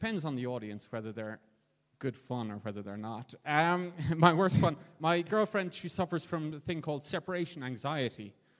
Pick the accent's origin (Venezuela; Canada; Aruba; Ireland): Ireland; Kilkenny, Leinster; I'm from Kilkenny in Ireland.